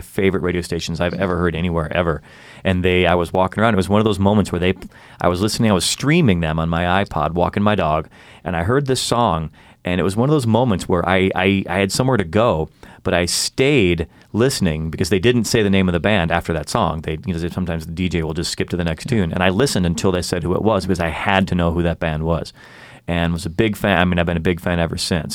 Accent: Chicago, Illinois, United States; moved away; I'm from Chicago

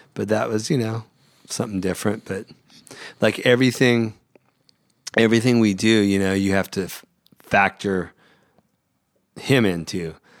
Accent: Central California, United States; moved away as an adult; now in Los Angeles, United States; I grew up in Central California

